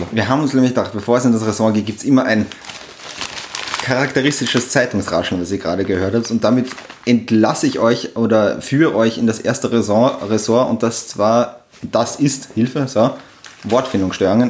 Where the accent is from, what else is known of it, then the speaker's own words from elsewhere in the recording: Upper Austria, Austria; now in Vienna, Austria; ich komme original aus Österreich, eigentlich aus Oberösterreich